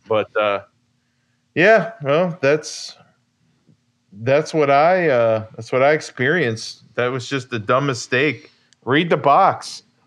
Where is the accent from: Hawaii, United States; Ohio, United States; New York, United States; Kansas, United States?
Ohio, United States; near Catawba Island; Catawba Island, Ohio, which is near my hometown